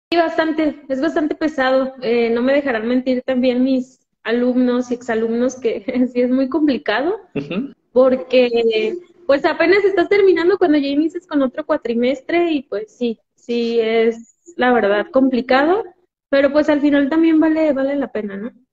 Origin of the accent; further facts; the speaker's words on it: Ixtlahuacán de los Membrillos, Jalisco, Mexico; soy de Jalisco, de un pueblo que se llama Exclavocando de los Membrillos, está a una hora de, Guadalajara